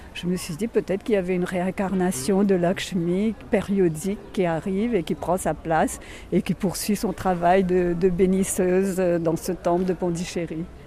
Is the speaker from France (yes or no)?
no; Mauritius; en tant que mauricienne